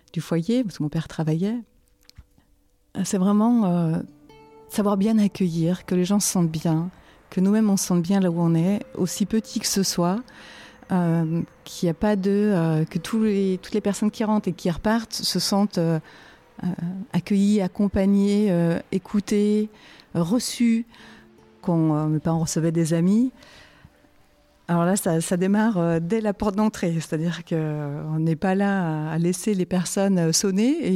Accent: France; je suis née en France.

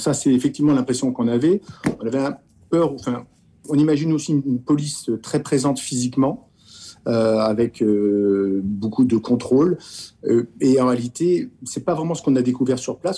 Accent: France; en tant que Français, en tant qu'Européen.

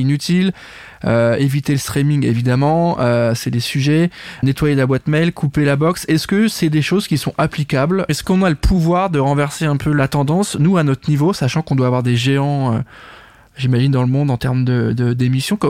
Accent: France; en tant que Français, on est concerné

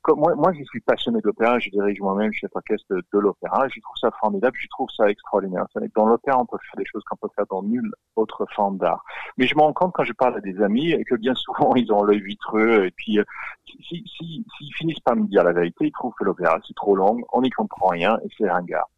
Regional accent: Australia; accent: Australian; French is a second language; now in France; je, suis australien, vous l'entendez de mon accent

